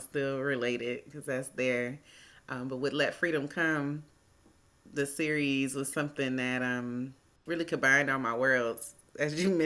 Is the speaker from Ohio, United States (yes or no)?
yes; Cleveland, Ohio, United States; moved away as an adult; now in Atlanta, United States; I'm originally from Cleveland, Ohio